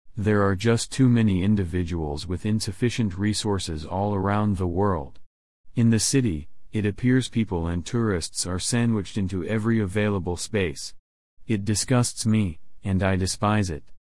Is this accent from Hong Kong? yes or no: yes; Hong Kong; I was born in Hong Kong many years ago.